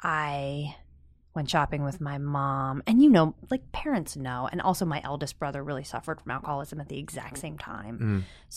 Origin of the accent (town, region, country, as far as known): Pennsylvania, United States